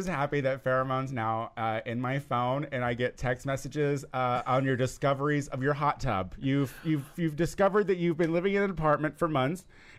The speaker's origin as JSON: {"language": "English", "town": "Clinton", "region": "Illinois", "country": "United States", "moved": "yes", "said": "I am from Clinton, Illinois, which is just down Route 10 a ways."}